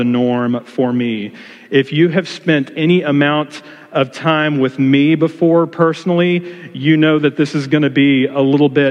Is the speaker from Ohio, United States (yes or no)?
no; Texas, United States; moved away; I am originally from Texas